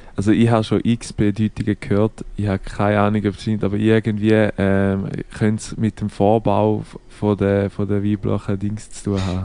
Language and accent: German; Switzerland; bei uns in der Schweiz